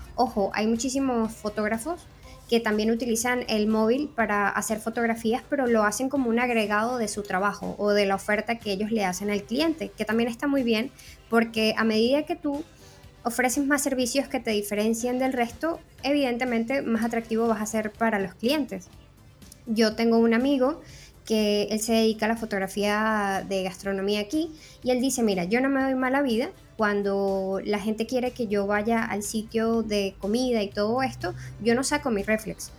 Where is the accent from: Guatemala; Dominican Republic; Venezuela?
Venezuela; moved away as an adult; now in Spain; soy una fotógrafa venezolana tengo dos años viviendo en España